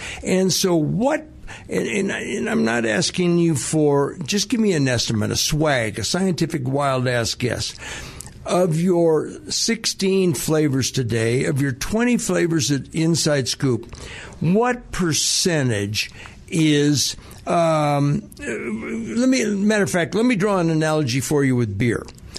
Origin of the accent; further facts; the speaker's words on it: Hawaii, United States; I remember growing up in Hawaii. years and years ago. It was beautiful.